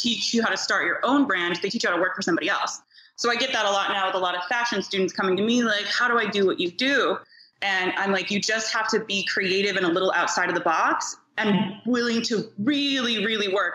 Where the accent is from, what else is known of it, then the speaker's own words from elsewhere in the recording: New York, United States; also born or lived in Ohio; now in Los Angeles, United States; I was born in New York